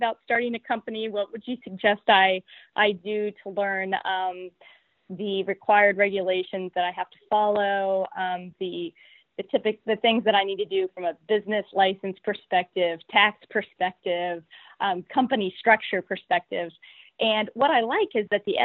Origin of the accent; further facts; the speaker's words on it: Morgantown, West Virginia, United States; Born and raised in Morgantown, and very proud to be able to stay